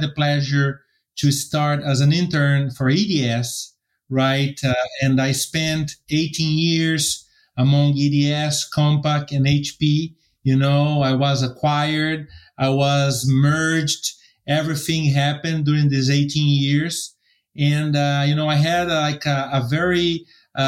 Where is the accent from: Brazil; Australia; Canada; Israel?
Brazil; São Paulo; first language Portuguese; English is a second language; moved away; also born or lived in United States; My first language is Portuguese. So I'm Brazilian American, and I was born in São Paulo